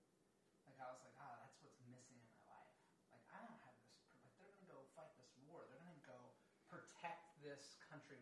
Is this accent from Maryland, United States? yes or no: yes; Lansdowne, Maryland, United States; I grew up in Baltimore at a place called Lansdowne, exit 9 off 695. It's in Baltimore County, but it's right next to the city line.